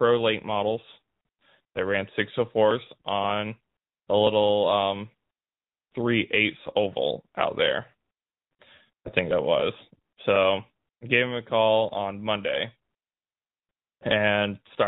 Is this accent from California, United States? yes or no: yes; California, United States; I was from California